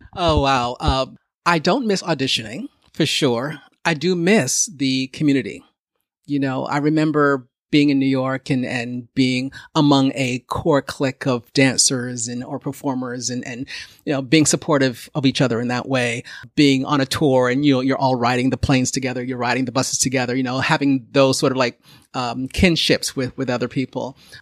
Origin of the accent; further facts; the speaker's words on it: Canada; growing up in Canada where there were so few of us